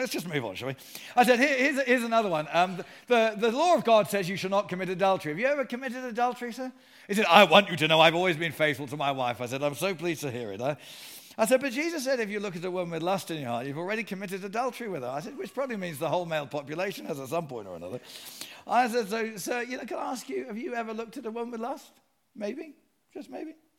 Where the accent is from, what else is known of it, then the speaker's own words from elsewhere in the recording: Sutton, London, United Kingdom; also born or lived in Surrey; I was born and raised in Surrey